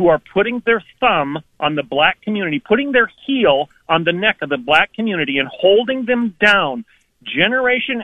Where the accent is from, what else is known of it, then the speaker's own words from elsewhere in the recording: Oklahoma, United States; I'm from Oklahoma